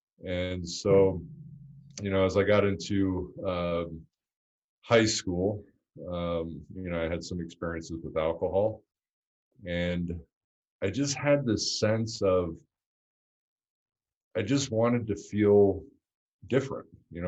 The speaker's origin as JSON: {"language": "English", "town": "Montebello", "region": "California", "country": "United States", "tie": "born there", "also_born_or_lived": "Pennsylvania", "said": "I was born in Montebello, Southern California. We moved to Northern California when I was in fourth grade."}